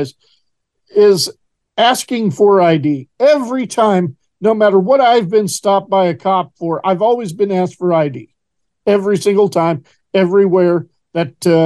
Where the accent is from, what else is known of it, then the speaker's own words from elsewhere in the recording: Horseshoe Bend, Idaho, United States; moved away; my hometown of Horseshoe Bend, Idaho, where I'm originally from. And I will elaborate that I do not live there now, but that's the community that I grew up